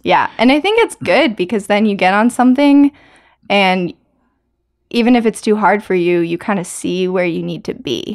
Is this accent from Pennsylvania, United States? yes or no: no; Maryland, United States; now in North Carolina, United States; I grew up climbing on the Earthtrax climbing team in Maryland